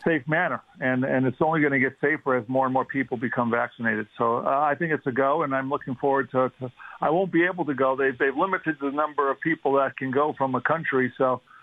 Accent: Chicago, Illinois, United States; moved away as an adult; also born or lived in Denver; a big firm in Chicago, Illinois, uh, my hometown

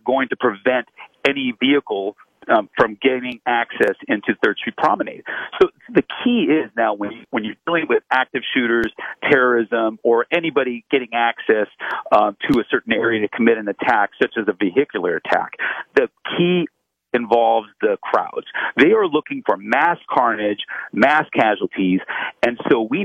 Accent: Los Angeles, California, United States; I'm from Los Angeles. I'm here right now.

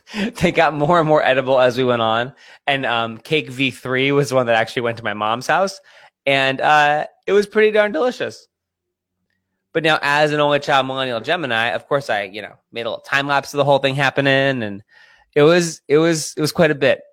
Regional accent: Pennsylvania, United States; I'm from Pennsylvania. I grew up an Eagles fan

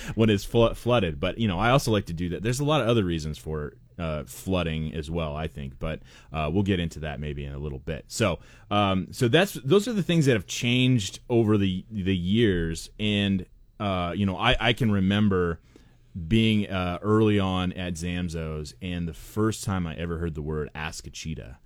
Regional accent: Portland, Oregon, United States; moved away; I grew up in Portland

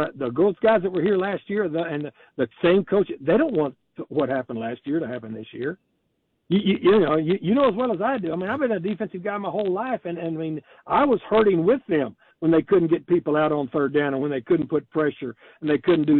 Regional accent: Texas, United States; I grew up in Texas.

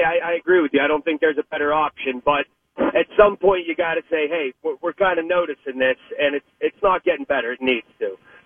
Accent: Pittsburgh, Pennsylvania, United States; born and raised in Pittsburgh.

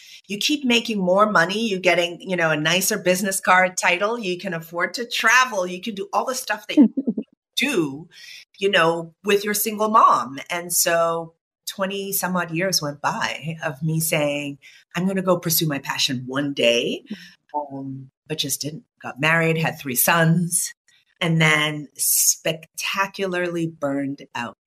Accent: Boston, Massachusetts, United States; I was born in Boston, Massachusetts, born to Nigerian immigrant parents

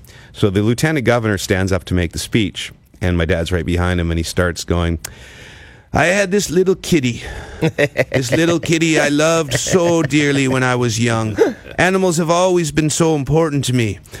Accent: Ottawa, Ontario, Canada; born or raised there

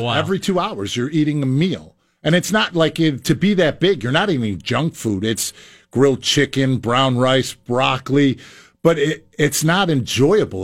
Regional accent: Chicago, Illinois, United States; now in New Jersey, United States; growing up on the south side of Chicago, I grew up in the Boys and Girls Clubs

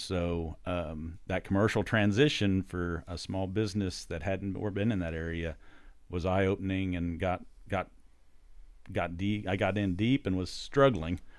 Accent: Bolivar, Missouri, United States; also born or lived in Alton, Illinois; I'm from Bolivar. So I graduated high school from Bolivar

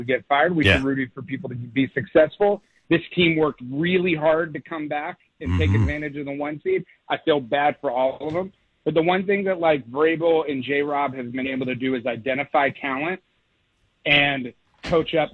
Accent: Tennessee, United States; now in Los Angeles, United States; I grew up in Tennessee

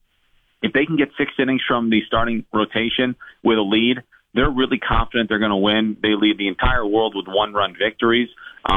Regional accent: New York, United States; I grew up in New York

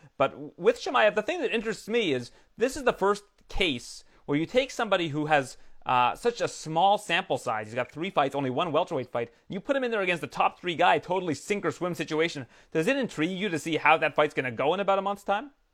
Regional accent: Canada; as a Canadian

